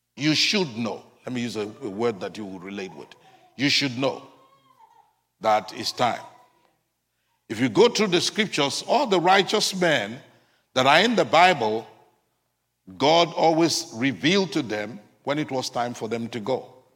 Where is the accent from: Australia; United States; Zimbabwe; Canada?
United States; as Americans